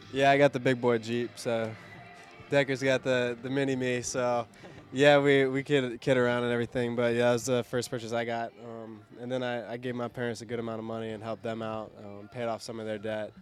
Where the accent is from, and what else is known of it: Cincinnati, Ohio, United States